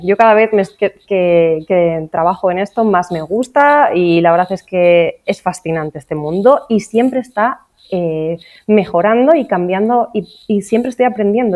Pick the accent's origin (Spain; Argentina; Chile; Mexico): Spain; Asturias; now in Orihuela Costa, Spain; Originariamente, la verdad es que no soy de aquí, en realidad yo soy de Asturias